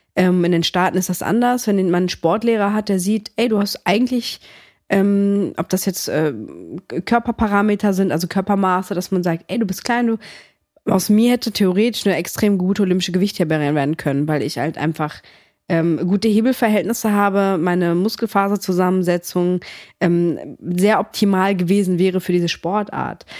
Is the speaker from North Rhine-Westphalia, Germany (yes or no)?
yes; Cologne, North Rhine-Westphalia, Germany; born or raised there; also born or lived in Greece / northern Greece